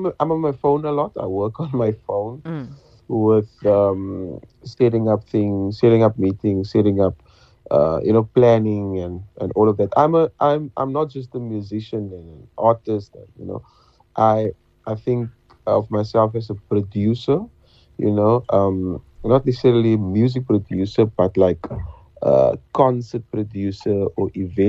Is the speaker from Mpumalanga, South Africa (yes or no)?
no; Cape Town, Western Cape, South Africa; I was from Manova Park